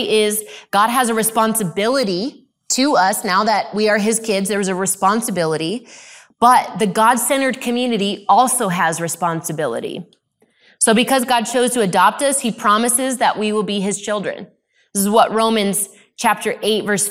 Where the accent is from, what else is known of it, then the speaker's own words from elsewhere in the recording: Arizona, United States; I grew up in Arizona